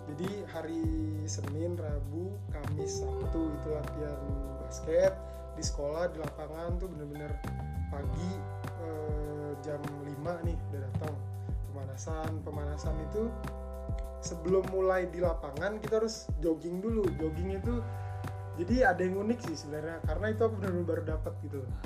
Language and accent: Indonesian; Samarinda, East Kalimantan, Indonesia; di asal kota asalku di Samarinda